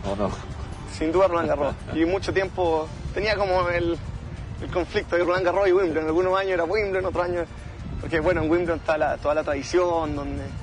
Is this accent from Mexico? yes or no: no; La Reina, Santiago Metropolitan Region, Chile; En La Reina.